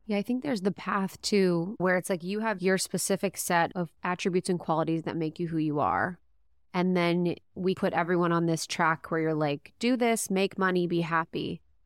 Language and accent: English; Midwest, United States; moved away; I'm from the Midwest.